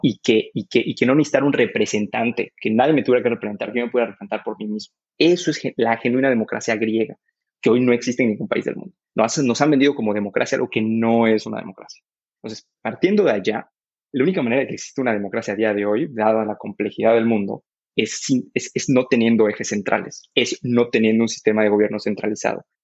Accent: Mexico

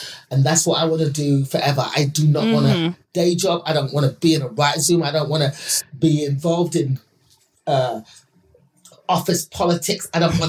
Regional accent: England, United Kingdom; because I'm from England.

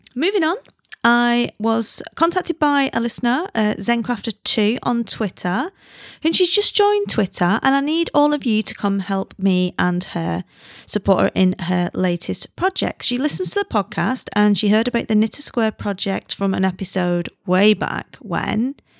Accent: United Kingdom; now in China; I'm British

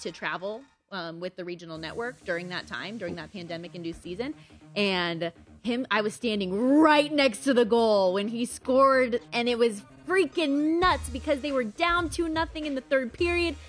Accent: Las Vegas, Nevada, United States; that is my hometown team. Okay. Like Vegas born is everything to me

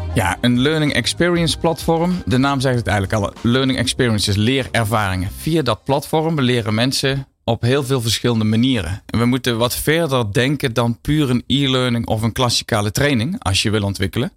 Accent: Netherlands; ons als Nederlanders

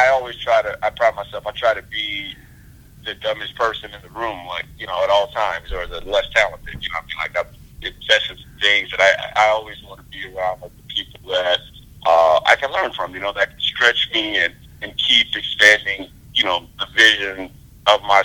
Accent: Louisiana, United States; moved away as an adult; also born or lived in Sacramento, United States; now in Los Angeles, United States; my family growing up in the South

